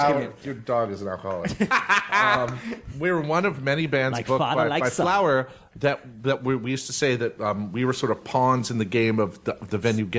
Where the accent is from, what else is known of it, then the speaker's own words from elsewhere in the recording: Ohio, United States; But growing up in Ohio was a weird thing